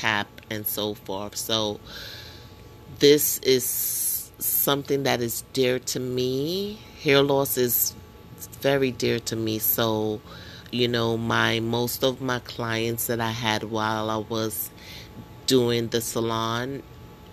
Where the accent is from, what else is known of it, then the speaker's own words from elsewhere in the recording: New York, United States; I'm from New York. I live in New York